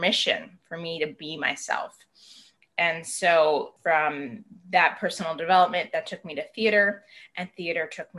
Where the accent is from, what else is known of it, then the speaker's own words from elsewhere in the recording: Huntington, New York, United States; now in Los Angeles, United States; I grew up on Long Island, New York